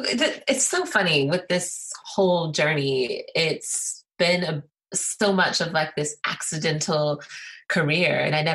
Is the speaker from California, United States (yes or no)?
no; Colorado, United States; also born or lived in Illinois / Alabama; I was born on the Air Force Base in Illinois, moved to Alabama, and then moved to Colorado.